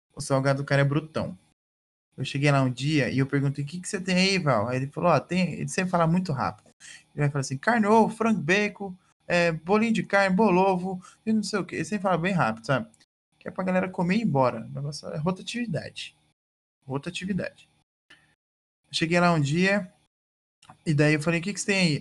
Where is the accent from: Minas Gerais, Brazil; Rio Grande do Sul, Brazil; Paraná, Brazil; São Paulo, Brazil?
Paraná, Brazil; Maringá; eu morei minha vida inteira no Jardim Alvorada, né? Aqui em Maringá